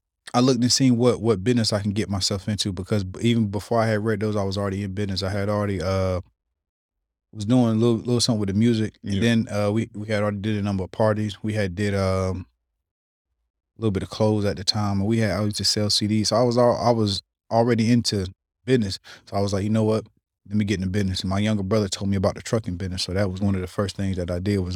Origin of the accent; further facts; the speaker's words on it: Smithfield, North Carolina, United States; I'm from Smithfield.